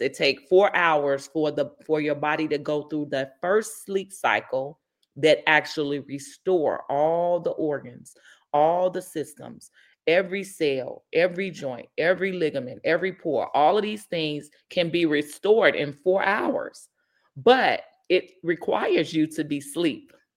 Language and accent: English; Inglewood, California, United States; I'm born and raised in the Inglewood community